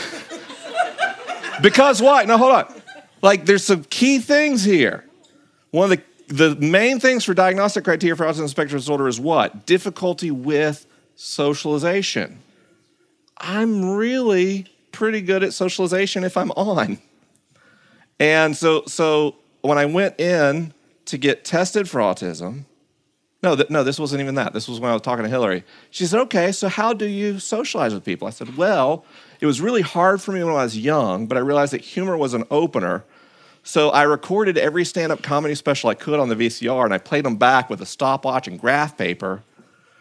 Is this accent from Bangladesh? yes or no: no; the South, United States; growing up in the South in a culture that in no way would tolerate variance from social norms